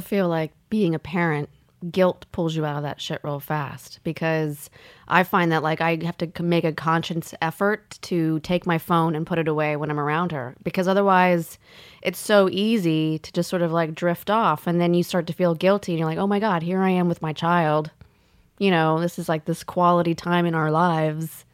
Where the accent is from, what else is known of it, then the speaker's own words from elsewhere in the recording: the South, United States; I grew up in the South